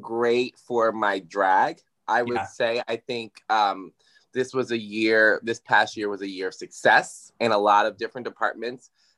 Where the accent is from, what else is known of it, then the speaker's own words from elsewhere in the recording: Yonkers, New York, United States; also born or lived in White Plains, New York; I'm from originally born in White Plains, raised in Yonkers. So that's my hometown